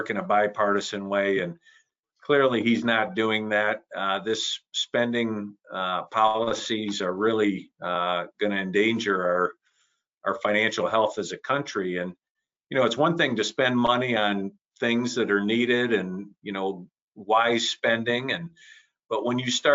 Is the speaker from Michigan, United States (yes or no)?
yes; Midland, Michigan, United States; my hometown in Midland was the home of Dow Chemical